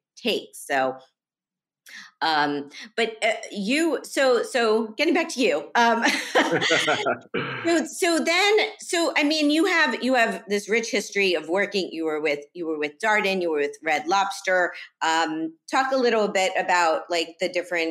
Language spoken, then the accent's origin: English; Miami, Florida, United States; I was a teen growing up in Miami